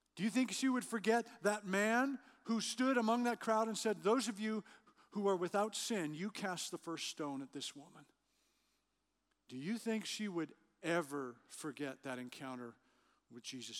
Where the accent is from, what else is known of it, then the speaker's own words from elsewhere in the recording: Western Canada, Canada; moved away; I grew up in Western Canada.